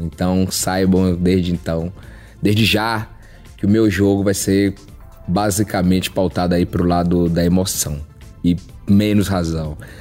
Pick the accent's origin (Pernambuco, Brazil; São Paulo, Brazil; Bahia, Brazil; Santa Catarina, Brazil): Bahia, Brazil; Salvador; also born or lived in Mato Grosso do Sul; now in Brasília, Brazil; sou natural de Salvador, hoje moro em Brasília, já morei também no Mato Grosso do Sul